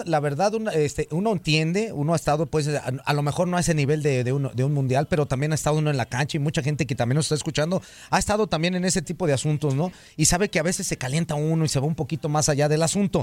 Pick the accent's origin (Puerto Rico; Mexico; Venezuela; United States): Mexico; muchos como mexicanos decimos